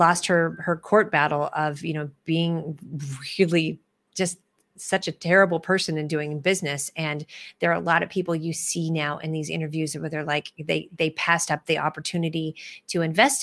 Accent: Midwest, United States; I'm a Midwesterner

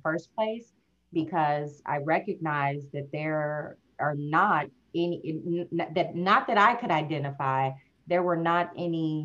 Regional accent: St. Louis, Missouri, United States; I'm from St. Louis. I was a kid in those same streets

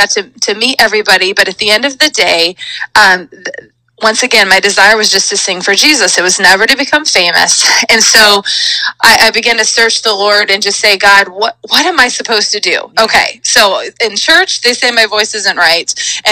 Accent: Auburn, California, United States; I grew up actually in Northern California

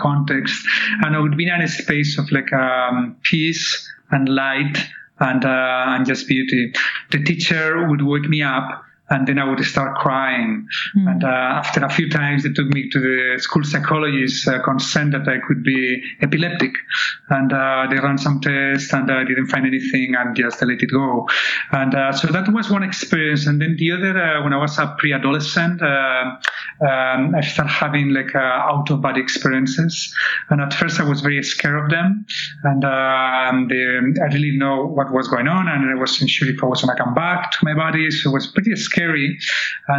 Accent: Barcelona, Catalonia, Spain; moved away; I was born in Barcelona in 1968

